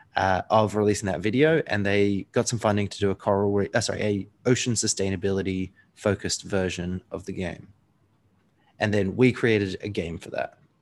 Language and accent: English; New Zealand; I was born in New Zealand